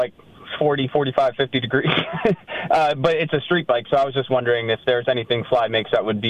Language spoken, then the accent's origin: English; East Coast, United States; I'm from the East Coast